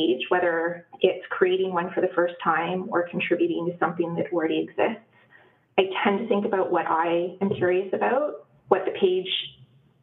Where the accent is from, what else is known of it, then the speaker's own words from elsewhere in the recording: Ottawa, Ontario, Canada; now in Waterloo, Canada; I grew up in Ottawa, Ontario, which is on unceded Algonquin territory. I did not know that until years after I had left Ottawa